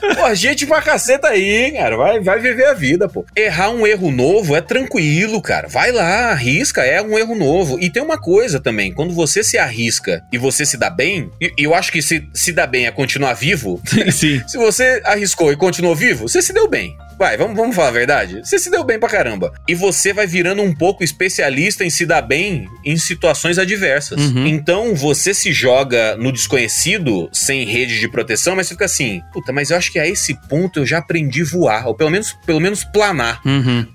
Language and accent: Portuguese; Sinop, Mato Grosso, Brazil; moved away; Eu saí lá do Mato Grosso